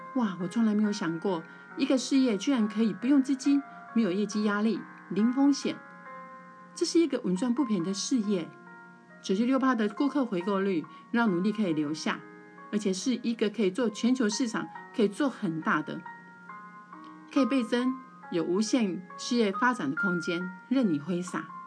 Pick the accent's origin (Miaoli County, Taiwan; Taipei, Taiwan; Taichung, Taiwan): Taichung, Taiwan; 我来自台湾台中，之前从事补教事业